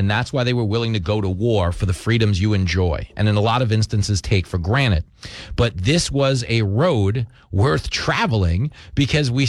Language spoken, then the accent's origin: English; Levittown, New York, United States; I grew up in Levittown, New York which was the biggest post World War II settlement for American GIs returning home from the war. Everybody in my community was a veteran.